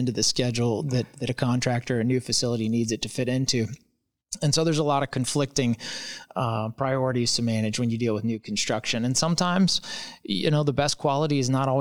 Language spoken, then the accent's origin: English; Louisville, Kentucky, United States; I'm from Louisville